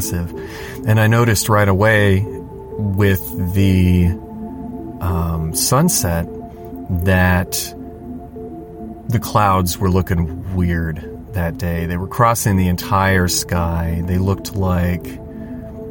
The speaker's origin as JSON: {"language": "English", "area": "just north of Los Angeles", "region": "California", "country": "United States", "said": "We're from California, just north of Los Angeles"}